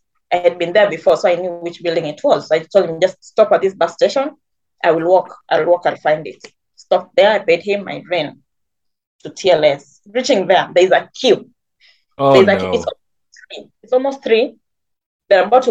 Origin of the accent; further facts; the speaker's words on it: Kenya; moved away; I'm Kenyan